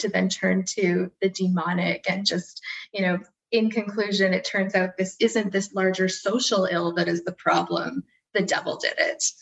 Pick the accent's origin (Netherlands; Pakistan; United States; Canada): Canada; we're all Canadian